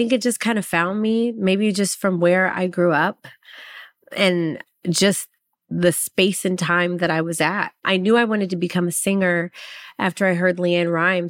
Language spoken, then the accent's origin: English; Waco, Texas, United States; also born or lived in Los Angeles; now in Nashville, United States; Well, growing up in Waco, Texas, like people don't really understand, like Black people are country.